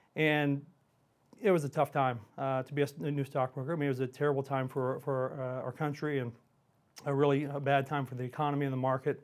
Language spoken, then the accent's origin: English; Houston, Texas, United States; also born or lived in Montgomery, Texas; I grew up in Houston. Uh, I live outside of Houston now in a pl, a little town called Montgomery, Texas, on Lake Conroe.